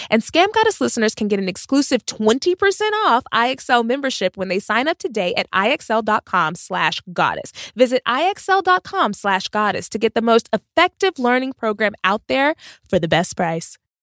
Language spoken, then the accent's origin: English; Texas, United States; I grew up in Texas